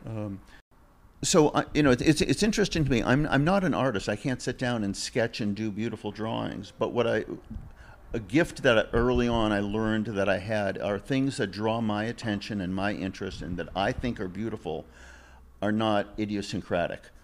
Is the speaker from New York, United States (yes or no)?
no; Massachusetts, United States; moved away as an adult; also born or lived in Ventura, California; now in California, United States; I'm from Massachusetts